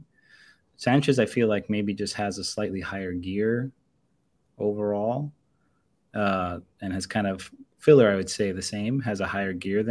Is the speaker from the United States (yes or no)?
yes; United States; I'm from America